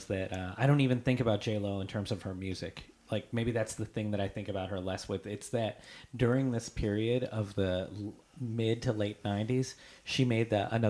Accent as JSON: {"language": "English", "region": "East Coast", "country": "United States", "tie": "born or raised there", "said": "I grew up on the East Coast."}